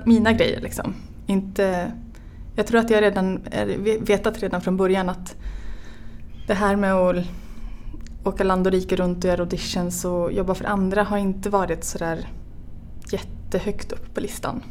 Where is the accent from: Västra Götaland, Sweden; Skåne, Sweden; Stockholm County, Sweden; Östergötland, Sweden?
Västra Götaland, Sweden; central Västergötland; moved away; also born or lived in Örebro / Finland; Jag är ehm, född och uppvuxen i mitten på Västergötland